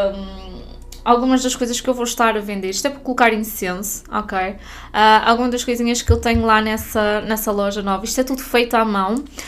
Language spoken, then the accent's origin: Portuguese; Norte, Portugal; moved away as an adult; now in Portimão, Portugal; fui obrigada a voltar para o norte.